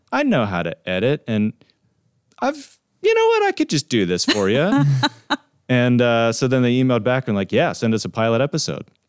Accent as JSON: {"language": "English", "region": "Pennsylvania", "country": "United States", "said": "we're from Pennsylvania"}